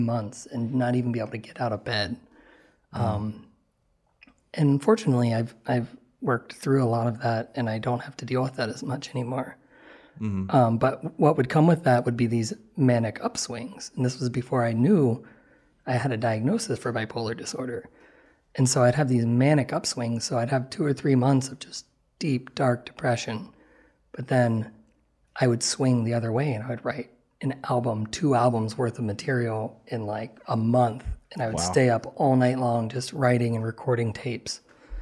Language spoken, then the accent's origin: English; Ohio, United States; I grew up in Ohio